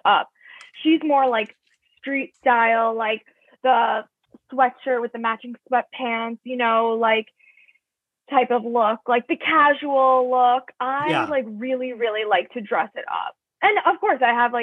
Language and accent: English; Cold Spring Harbor, New York, United States; moved away as an adult; now in Chicago, United States; I grew up in Cold Spring Harbor. It's a small town, North Shore.